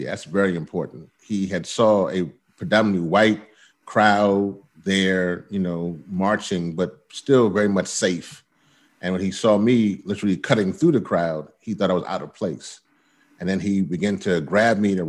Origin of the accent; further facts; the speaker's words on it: Louisiana, United States; moved away; I'm originally from Louisiana